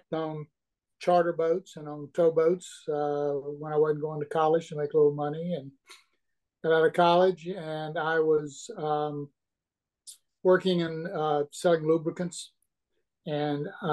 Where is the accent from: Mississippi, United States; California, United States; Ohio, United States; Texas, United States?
Mississippi, United States; Mississippi Gulf Coast, United States; I'm originally from the Mississippi Gulf Coast